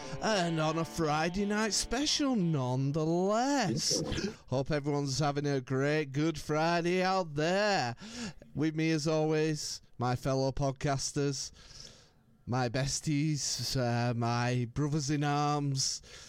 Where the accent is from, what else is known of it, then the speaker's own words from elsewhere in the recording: Lancashire, North West England, United Kingdom; I don't know why I've gone all American here, as I'm from Lancashire.